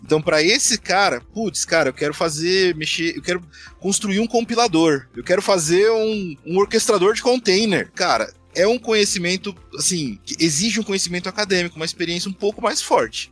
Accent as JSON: {"language": "Portuguese", "town": "Osasco", "region": "São Paulo", "country": "Brazil", "tie": "born or raised there", "said": "Osasco, que é a minha cidade natal"}